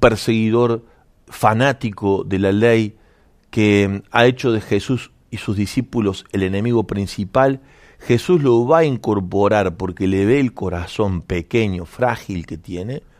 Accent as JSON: {"language": "Spanish", "country": "Argentina", "said": "nos representa como sociedad argentina"}